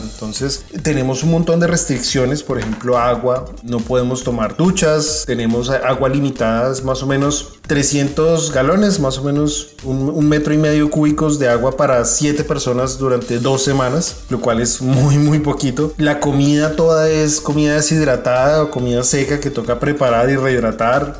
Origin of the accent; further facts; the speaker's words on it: Colombia; moved away as an adult; now in Indiana, United States; fui el primer colombiano en participar en una misión análoga